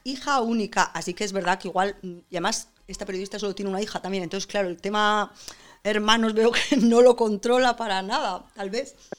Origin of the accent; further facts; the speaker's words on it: San Sebastián, Basque Country, Spain; como yo, Donosti, que soy donostiarra